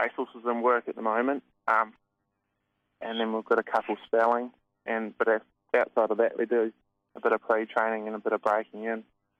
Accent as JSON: {"language": "English", "town": "Hunterville", "region": "Manawatū-Whanganui", "country": "New Zealand", "tie": "born or raised there", "moved": "as an adult", "lives_now": "Victoria, Australia", "said": "So I was from a small town in New Zealand called Hunterville."}